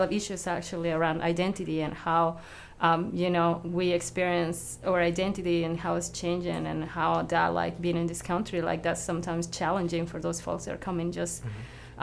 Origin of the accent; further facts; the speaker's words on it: Mexico; now in Philadelphia, United States; I'm also immigrant, but I'm from Mexico